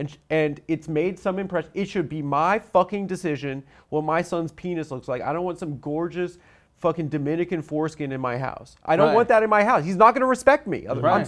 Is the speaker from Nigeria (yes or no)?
yes; Nigeria; You know I'm from Nigeria.